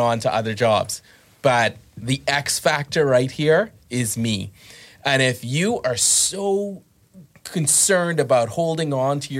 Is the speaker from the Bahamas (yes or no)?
yes; Bahamas; I grew up in the Bahamas